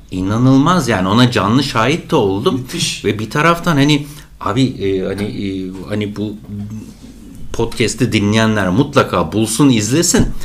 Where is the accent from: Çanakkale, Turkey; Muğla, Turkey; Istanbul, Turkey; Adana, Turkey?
Çanakkale, Turkey; Ben de Çanakkale'liyim